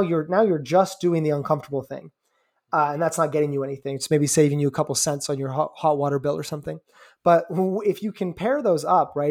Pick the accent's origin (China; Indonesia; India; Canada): Canada; I'm Canadian